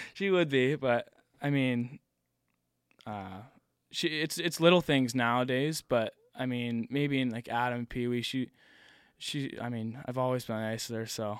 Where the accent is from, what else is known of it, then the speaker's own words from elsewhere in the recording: Nova Scotia, Canada; also born or lived in Connecticut; me and Cam, um, we're from Nova Scotia. We were the two from here